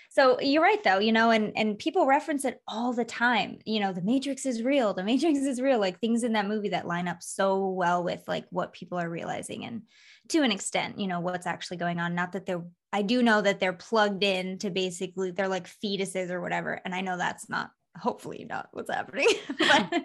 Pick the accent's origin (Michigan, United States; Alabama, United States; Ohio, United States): Michigan, United States; moved away as an adult; also born or lived in Florida / California; now in Las Vegas, United States; I was born in Florida, grew up in Michigan, moved to California when I was 20